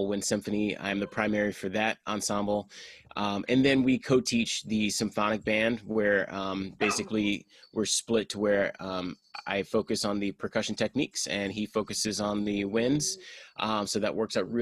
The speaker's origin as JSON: {"language": "English", "town": "Houston", "region": "Texas", "country": "United States", "also_born_or_lived": "San Marcos, Texas", "moved": "as an adult", "lives_now": "Naperville, United States", "said": "I'm originally from Houston"}